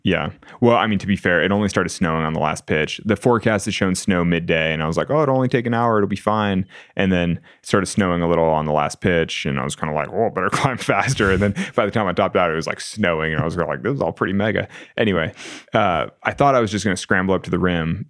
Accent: Sacramento, California, United States; now in Las Vegas, United States; I'm from Sacramento in California

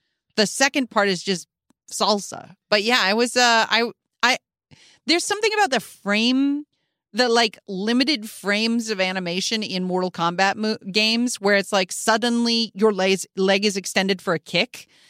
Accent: Chicago, Illinois, United States; But I grew up in Chicago

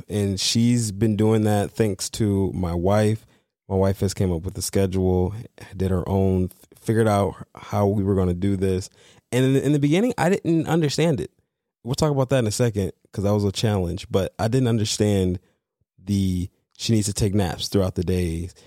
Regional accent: Detroit, Michigan, United States; growing up in Detroit

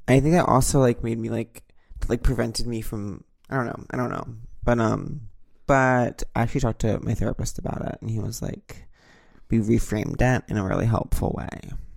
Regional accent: Long Island, New York, United States; as someone who grew up on Long Island

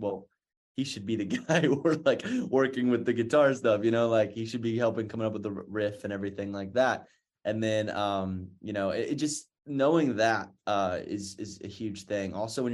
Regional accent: North Carolina, United States; I'm from North Carolina, so I'm a big Duke fan.

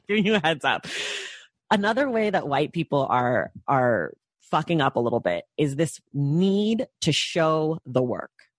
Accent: United States; being a Black American

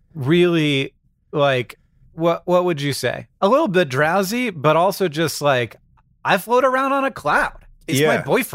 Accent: Florida, United States; When I grew up in Florida, we called them anoles, but now everybody tells me that it's pronounced anoles.

